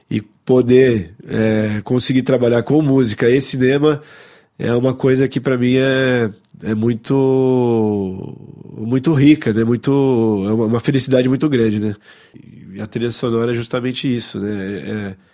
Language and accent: Portuguese; Paris, Île-de-France, France; born there; Bom, é verdade, eu nasci aqui na, na, em Paris, né, um, um pouco por acaso, né, mais ou menos.